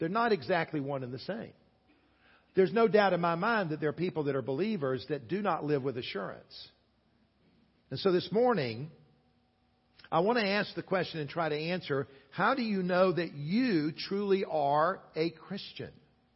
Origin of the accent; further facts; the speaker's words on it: South Carolina, United States; I grew up in the state of South Carolina